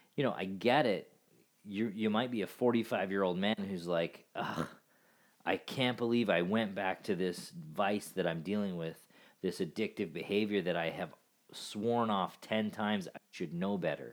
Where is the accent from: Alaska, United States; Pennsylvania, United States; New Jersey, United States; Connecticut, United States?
Alaska, United States; I grew up in Alaska